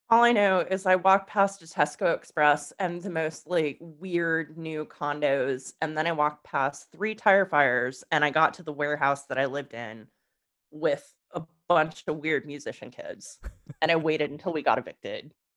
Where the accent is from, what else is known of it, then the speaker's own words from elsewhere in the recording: United States; moved away as an adult; also born or lived in England; me as an American